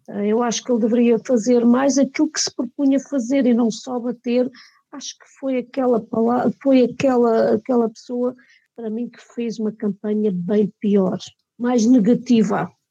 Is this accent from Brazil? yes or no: no; Mora, Alentejo, Portugal; somos todos de Mora. Eu sou de Mora, os meus pais são de Mora, os meus avós eram de Mora.